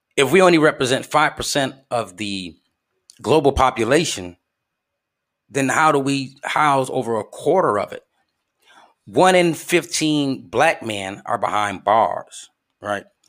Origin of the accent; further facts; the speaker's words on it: Flint, Michigan, United States; my hometown of Flint, Michigan